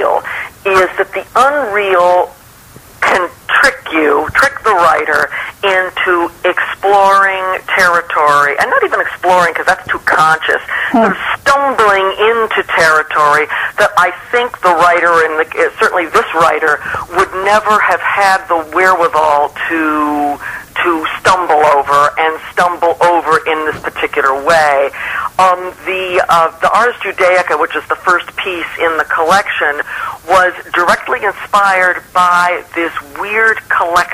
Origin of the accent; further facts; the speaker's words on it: New York City, New York, United States; also born or lived in St. Louis / Geneva / Montpellier / Riverside; now in Los Angeles, United States; I grew up in New York City.